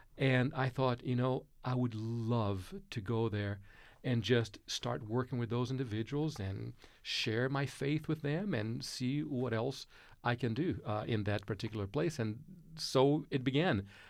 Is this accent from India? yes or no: no; Brazil; moved away; Growing up in Brazil, uh, mid-sixties, uh, early seventies